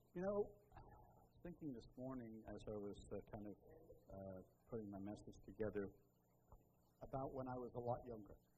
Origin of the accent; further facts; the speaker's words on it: Liverpool, North West England, United Kingdom; moved away; I tell everybody I'm from Liverpool, but it's just because it's easier, right? That's the, the big city. I was born there. But I mostly grew up on the edge of the metro area.